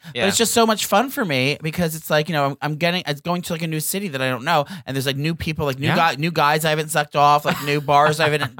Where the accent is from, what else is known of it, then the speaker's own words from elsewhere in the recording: New Jersey, United States; now in New York City, United States; I grew up in New Jersey, and then I escaped.